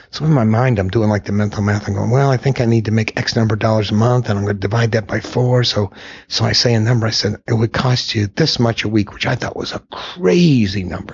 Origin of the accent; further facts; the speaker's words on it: Ashland, Kentucky, United States; moved away; also born or lived in New York / Chicago / Los Angeles / Houston; I grew up in Kentucky. I grew uh-huh. up in Ashland, Kentucky